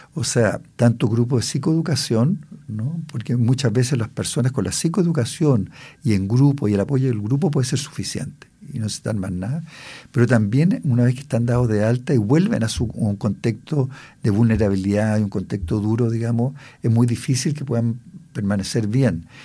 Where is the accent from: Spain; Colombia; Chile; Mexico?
Chile